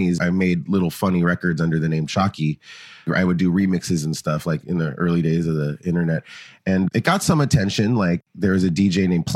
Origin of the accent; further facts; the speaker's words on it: Los Angeles, California, United States; moved away; also born or lived in Oakland, San Francisco Bay Area; I grew up in Los Angeles.